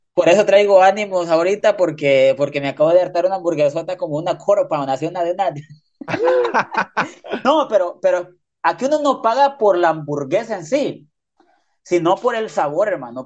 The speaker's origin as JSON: {"language": "Spanish", "country": "Honduras", "moved": "yes", "lives_now": "United States", "said": "yo soy de Honduras"}